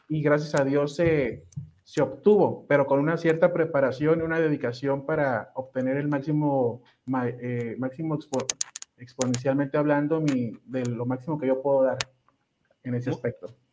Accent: Ensenada, Baja California, Mexico; Yo soy originario de Ensenada, Baja California

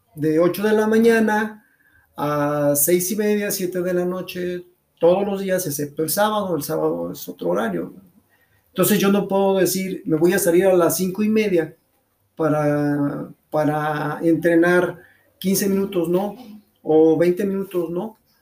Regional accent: León, Guanajuato, Mexico; soy originario de León

